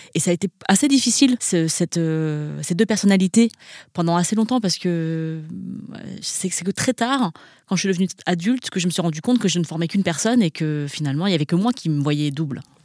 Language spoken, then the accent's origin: French; France; j'ai grandi dans un environnement euh, majoritairement blanc, parce que j'ai grandi en France